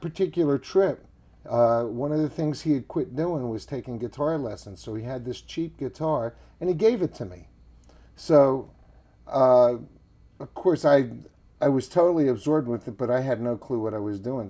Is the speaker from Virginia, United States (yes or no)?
yes; Richmond, Virginia, United States; also born or lived in New Jersey; now in Nashville, United States; I grew up in Richmond, Virginia